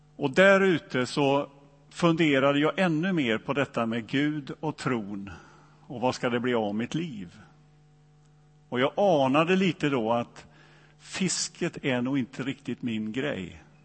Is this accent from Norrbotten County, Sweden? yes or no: no; Donsö, Västra Götaland, Sweden; born or raised there